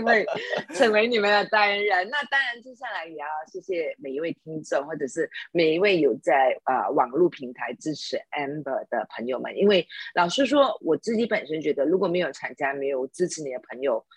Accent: Sabah, Malaysia; now in Kuala Lumpur, Malaysia; 从沙巴州来到，呃，吉隆坡，就从一个乡下就躲无我的，我，我长大的地方，从一个菜市场，我就在那边卖鱼

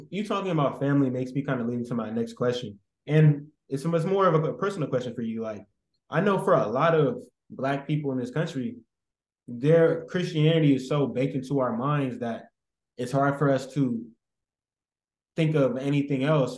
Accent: San Francisco, California, United States; I'm from San Francisco and I used to work at Safeway in the Fillmore district

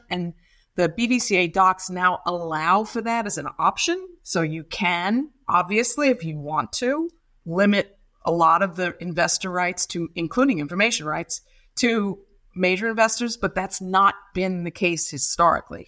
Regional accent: New York City, New York, United States; moved away as an adult; also born or lived in Massachusetts; now in London, United Kingdom; I'm from Brooklyn, New York, and I was a rock and roll kid

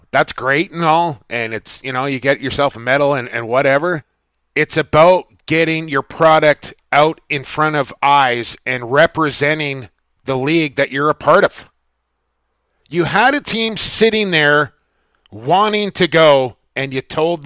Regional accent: Vancouver, British Columbia, Canada; I'm from Vancouver.

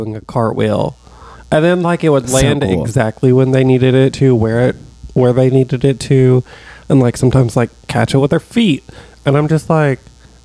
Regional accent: Alabama, United States; I am from Alabama

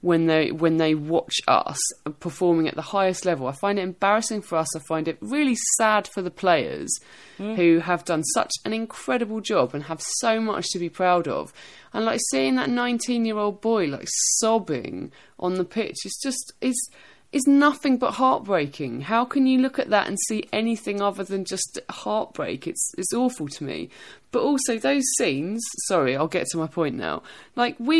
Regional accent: England, United Kingdom; as an English person

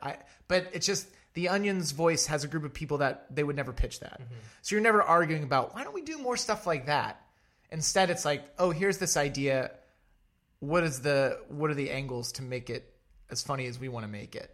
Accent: Connellsville, Pennsylvania, United States; now in New York City, United States; I am originally from 45 minutes south of Pittsburgh, a small rural town called Connellsville, Pennsylvania.

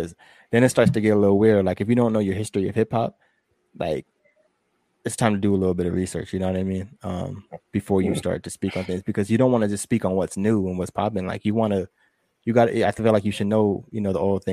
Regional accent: San Diego, California, United States; we're from San Diego. We're 2 hours away from

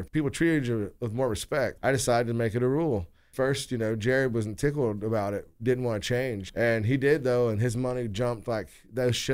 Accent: West Carrollton, Ohio, United States; I grew up in West Carrollton.

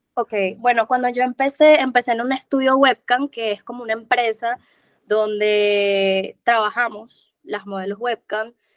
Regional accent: Venezuela; moved away as an adult; also born or lived in Cali, Colombia; now in Medellín, Colombia; yo soy de Venezuela. Tengo ya cinco años acá en Colombia.

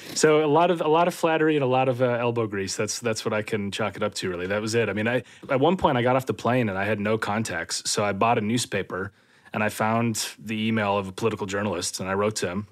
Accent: Minnesota, United States; moved away as an adult; also born or lived in London, United Kingdom; now in near London, United Kingdom; I grew up in Minnesota

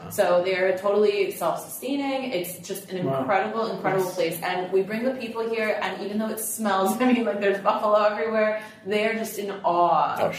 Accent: Apulia, Italy; we take you to Puglia because I am from Puglia. My family is from Puglia.

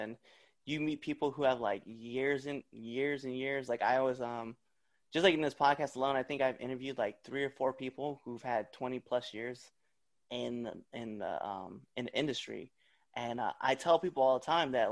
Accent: Nebraska, United States; moved away; I'm from Nebraska originally.

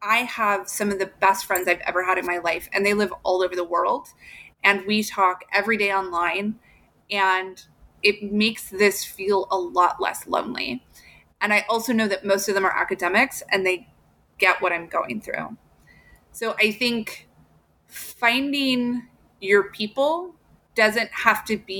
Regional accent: Southern Illinois, United States; moved away as an adult; I grew up in Southern Illinois.

